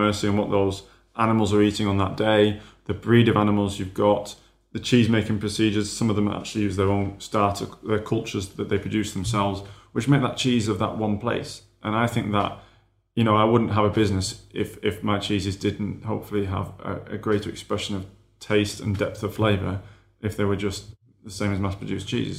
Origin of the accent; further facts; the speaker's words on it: Yorkshire and the Humber, United Kingdom; I'm a Yorkshireman